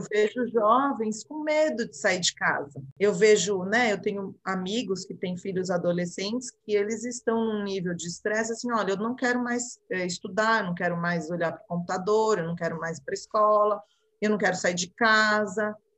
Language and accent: Portuguese; Brazil; Eu sou brasileira? Sou.